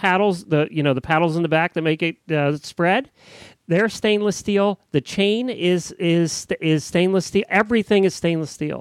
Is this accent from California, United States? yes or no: no; Lancaster County, Pennsylvania, United States; the county I grew up in Lancaster County, Pennsylvania